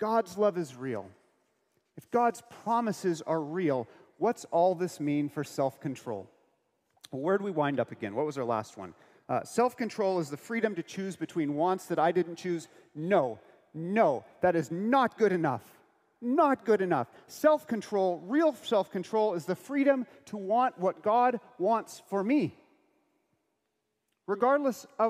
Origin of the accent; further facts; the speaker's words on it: United States; I'm American.